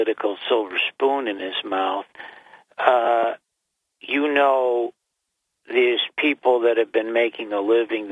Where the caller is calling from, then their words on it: Broome County, New York, United States; I'm calling from Broome County, New York, county seat of Binghamton.